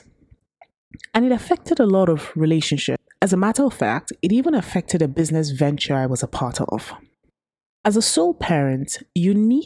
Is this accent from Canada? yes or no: no; Nigeria; Growing up in Nigeria